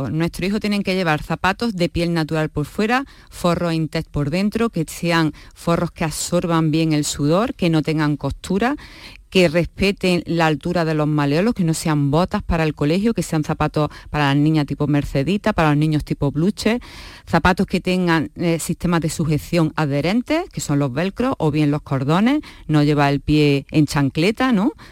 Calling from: Seville, Andalusia, Spain; Hola, buenas tardes. Soy … de Sevilla

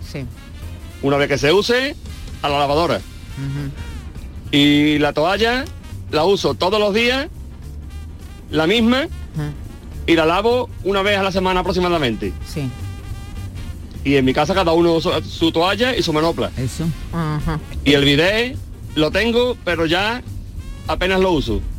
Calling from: Andalusia, Spain; de Meirena

